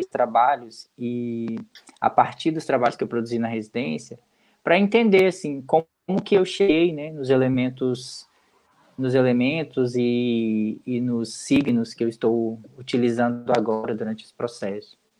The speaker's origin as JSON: {"language": "Portuguese", "town": "João Neiva", "region": "Espírito Santo", "country": "Brazil", "tie": "born or raised there", "said": "nós do bairro onde eu moro, onde eu cresci e vivi praticamente toda a minha vida lá, é, que é o bairro Crubixá"}